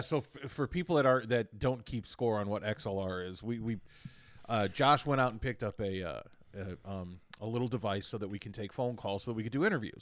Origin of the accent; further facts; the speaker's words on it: Midwest, United States; moved away; also born or lived in Hudson Valley, New York; I grew up in the Midwest